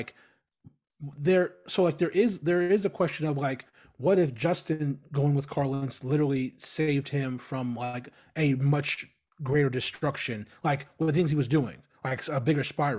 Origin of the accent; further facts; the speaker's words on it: Australia; them building a campus in New York was outreach, because we're Aussie.